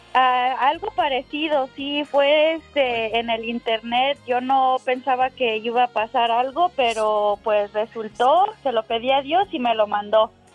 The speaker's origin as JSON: {"language": "Spanish", "region": "Mexico City", "country": "Mexico", "said": "yo soy también del Distrito Federal"}